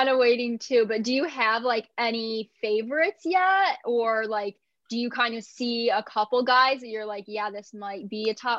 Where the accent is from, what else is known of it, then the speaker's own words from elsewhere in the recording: Buffalo, New York, United States; I'm from the Buffalo area.